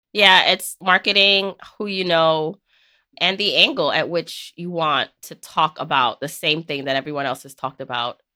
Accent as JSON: {"language": "English", "town": "New York City", "region": "New York", "country": "United States", "tie": "born or raised there", "said": "growing up in New York City."}